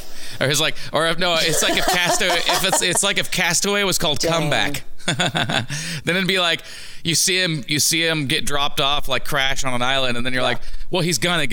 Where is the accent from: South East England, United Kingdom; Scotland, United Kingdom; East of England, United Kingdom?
Scotland, United Kingdom; I'm from Scotland now. You mean like me? Scotland. It's Scotland.